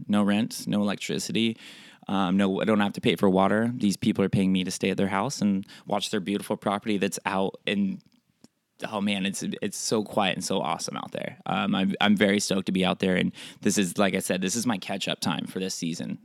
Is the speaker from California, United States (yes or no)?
no; Oregon, United States; I'm from Oregon.